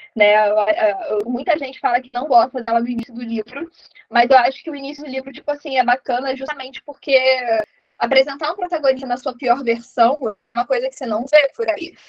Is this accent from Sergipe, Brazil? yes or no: yes; Sergipe, Brazil; eu sou de Sergipe